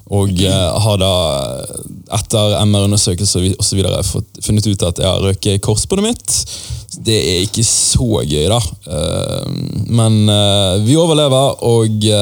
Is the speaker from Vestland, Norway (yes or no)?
yes; Bergen, Vestland, Norway; jeg vokste opp i et eh, mindre område, som het Skjold, eh, som ligger ganske nærmt Lagunen storsenter